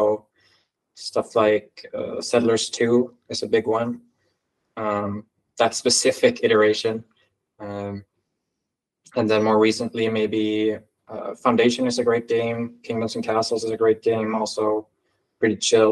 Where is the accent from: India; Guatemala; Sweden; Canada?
Sweden; I am from Sweden